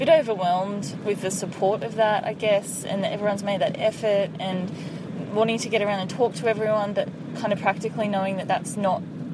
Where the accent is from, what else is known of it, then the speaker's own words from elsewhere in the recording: Sydney, New South Wales, Australia; moved away; we grew up down in Sydney